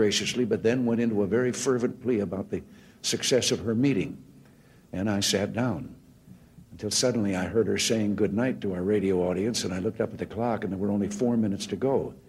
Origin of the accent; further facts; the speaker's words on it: Tampico, Illinois, United States; born there; 75 years ago, I was born in Tampico, Illinois, in a little flat above the bank building.